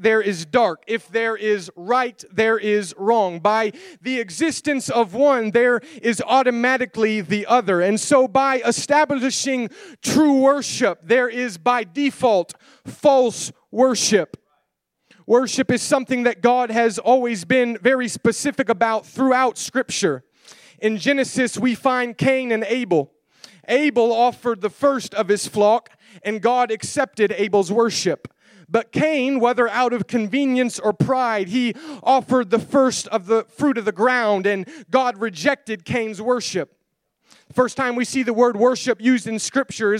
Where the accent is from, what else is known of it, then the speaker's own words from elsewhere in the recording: United States; I am an American